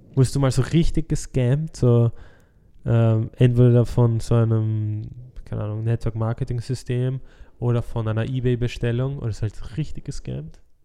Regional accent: Austria; bei uns in Österreich

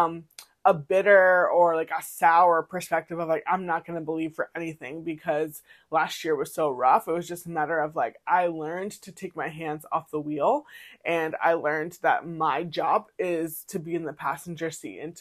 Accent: Massachusetts, United States; now in Maryland, United States; when I grew up in Massachusetts, there was like, I probably saw like one or two townhouse communities

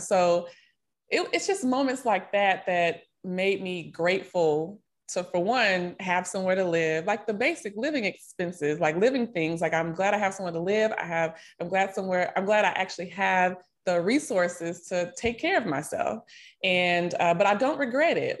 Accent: Nashville, Tennessee, United States; moved away as an adult; also born or lived in Miami, Florida / Texas; now in Dallas-Fort Worth, United States; I'm originally from Nashville, Tennessee, born and raised. I currently live here in Texas, near the Dallas-Fort Worth area

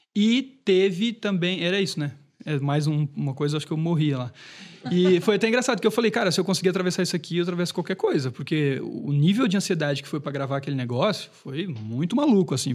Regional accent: Brusque, Santa Catarina, Brazil; Isso foi lá em, na minha cidade natal, foi em Brusque

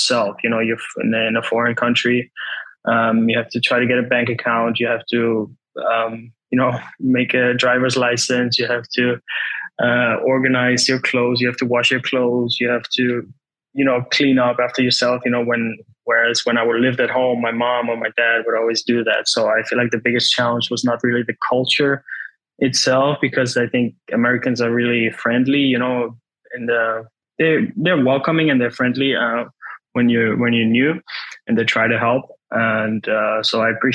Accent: Netherlands; moved away as an adult; also born or lived in Germany / Chicago, United States; I grew up in the Netherlands and in Germany

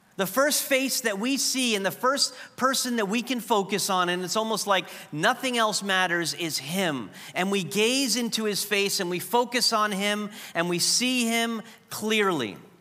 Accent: New York, United States; moved away as an adult; I was the fu-, first person at Trinity from New York.

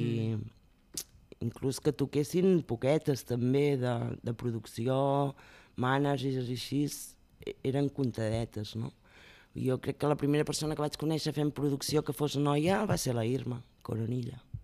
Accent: Olot, Catalonia, Spain; Jo sóc d'Olot i allà pues, vaig començar també a fer els pastorets, amb, amb la gent del barri fèiem obres de teatre

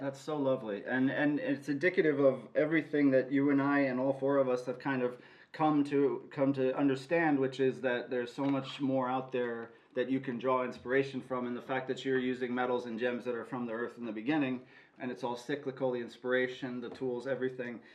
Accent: Los Angeles, California, United States; I'm from Los Angeles as well

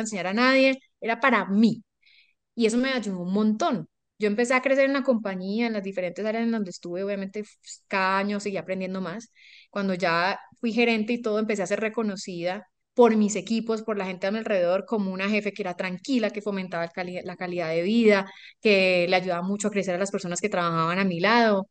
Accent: Colombia; also born or lived in Ecuador; Yo estudié ingeniería industrial eh, en Colombia, yo soy colombiana, vivo acá

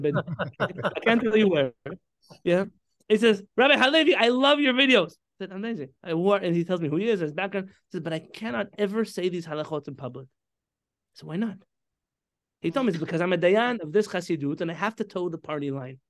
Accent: San Diego, California, United States; also born or lived in Baltimore / Israel; I grew up here in San Diego

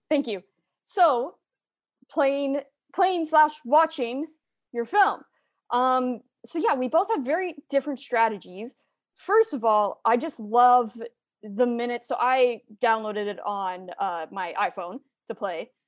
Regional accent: Kitchener, Ontario, Canada; I'm from Kitchener as well

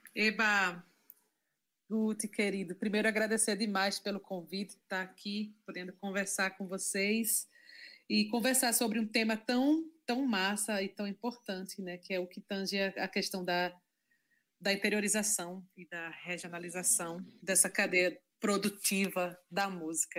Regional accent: Carpina, Pernambuco, Brazil; moved away as an adult; now in Recife, Brazil; embora eu seja de Carpina, sou da zona da Mata Norte de Pernambuco, vivi lá minha vida toda

